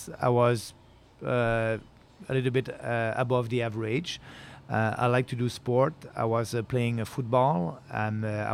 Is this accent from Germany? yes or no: no; Beauce, Quebec, Canada; also born or lived in Montreal; I was coming from Beauce, but you know, I left Beauce at 18 years old.